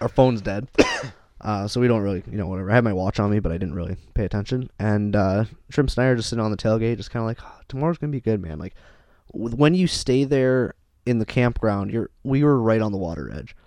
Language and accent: English; Canada; we're from Canada